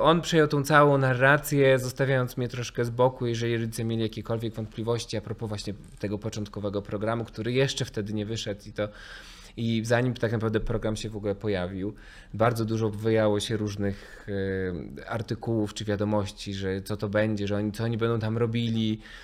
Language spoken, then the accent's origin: Polish; Mikołajki, Warmian-Masurian Voivodeship, Poland; moved away; pochodzę z małej miejscowości